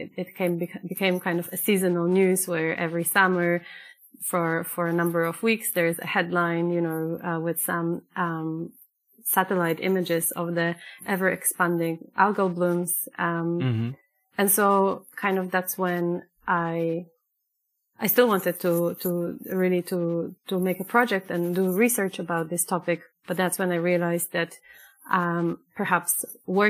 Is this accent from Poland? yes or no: yes; Poland; moved away as an adult; now in Switzerland; Originally born and raised in Poland, and for the past 10 years I have been living and working on and off in Switzerland